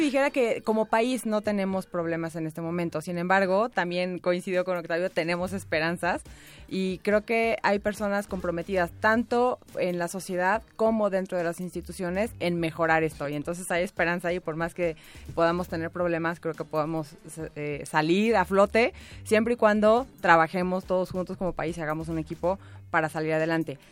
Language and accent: Spanish; Mexico; nosotros como mexicanos y mexicanas, nuestro país